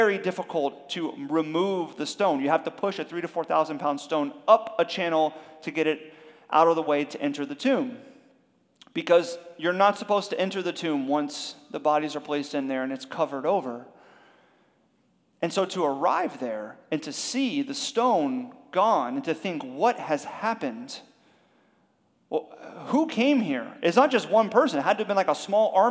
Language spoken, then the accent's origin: English; Miami, Florida, United States; we're from Miami.